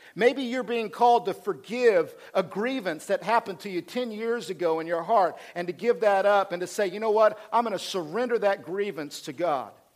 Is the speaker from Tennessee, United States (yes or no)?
no; Oklahoma, United States; I'm from Oklahoma